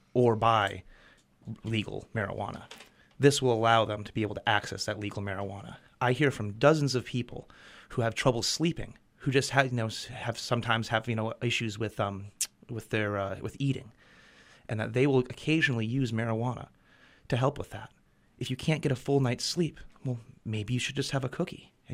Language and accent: English; Belfast, Maine, United States; I grew up in Belfast, and I saw the destruction of the chicken factories